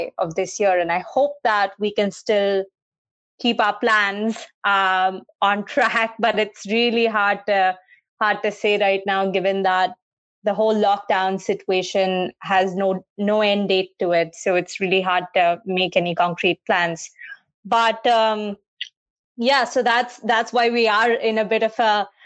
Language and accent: English; Mumbai, Maharashtra, India; We grew up in India. I grew up in Mumbai.